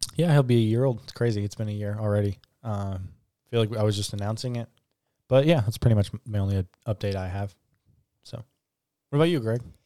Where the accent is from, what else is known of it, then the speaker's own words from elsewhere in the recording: United States; we're American